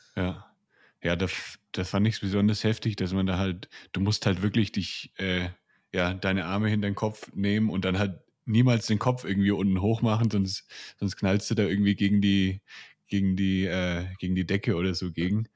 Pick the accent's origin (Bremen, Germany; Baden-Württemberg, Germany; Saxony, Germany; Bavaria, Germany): Bavaria, Germany; near Nuremberg; ich komme aus der Nähe von Nürnberg